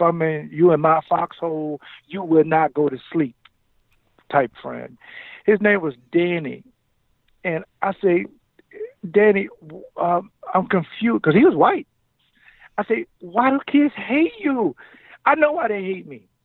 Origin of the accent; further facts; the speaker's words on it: Jacksonville, Florida, United States; moved away as an adult; now in Wisconsin, United States; I grew up in the South